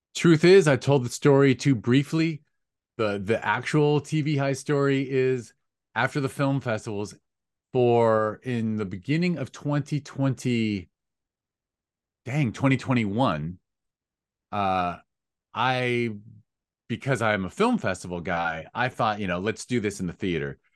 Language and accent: English; United States; I am an American